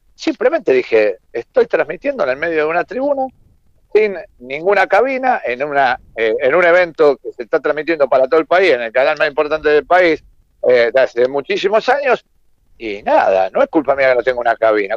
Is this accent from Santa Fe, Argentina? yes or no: yes; Rosario, Santa Fe, Argentina; Yo soy rosarino, vivo en, en, Rosario, en realidad vivo en un pueblo estar pegado a Rosario.